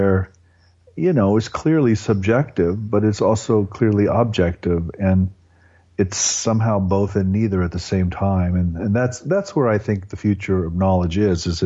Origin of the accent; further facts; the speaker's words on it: Nebraska, United States; I grew up in a mostly German, ethnically German farming community in Nebraska